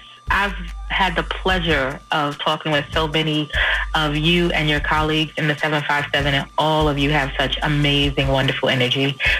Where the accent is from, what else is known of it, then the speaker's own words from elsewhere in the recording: New York City, New York, United States; So I'm from New York City, Queens.